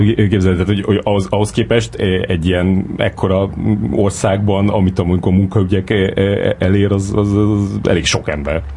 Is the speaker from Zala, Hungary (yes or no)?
no; Szeged, Csongrád-Csanád, Hungary; én Szegeden nőttem föl